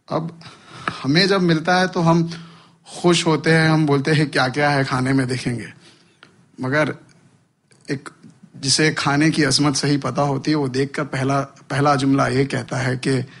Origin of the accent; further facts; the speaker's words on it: India; मैं हिंदुस्तान में जन्मा हूँ